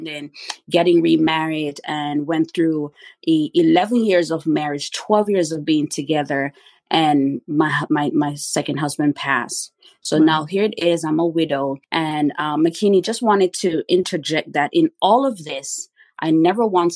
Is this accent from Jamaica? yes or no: yes; Kingston, Jamaica; now in United States; I was born and raised in Kingston, Jamaica